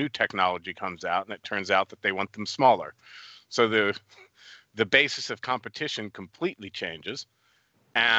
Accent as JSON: {"language": "English", "country": "United States", "also_born_or_lived": "New York, United States / Poland", "moved": "as an adult", "said": "I'm an American"}